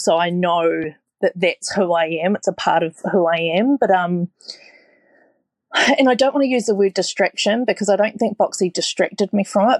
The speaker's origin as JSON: {"language": "English", "country": "New Zealand", "moved": "yes", "lives_now": "Australia", "said": "I'm a Kiwi"}